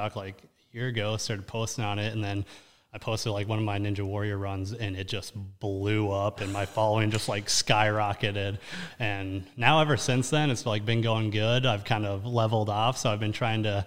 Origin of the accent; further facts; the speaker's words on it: Lino Lakes, Minnesota, United States; So pretty much born and raised in Lionel Lakes, Minnesota, which is basically the northern suburb of Minneapolis